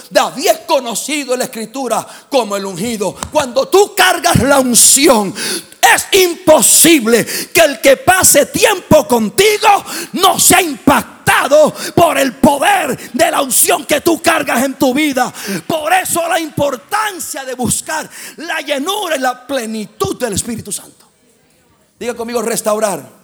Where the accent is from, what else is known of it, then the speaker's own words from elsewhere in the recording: Puerto Rico; Soy boricua. Soy caribeño.